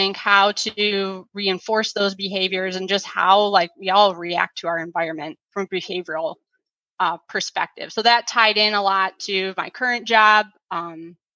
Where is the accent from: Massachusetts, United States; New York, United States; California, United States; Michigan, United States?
Michigan, United States; South Lyon; also born or lived in Ypsilanti, Michigan; I was born in Ypsilanti, St. Joe's. I grew up and still live in the South Lyon, Southeast Michigan area of Michigan.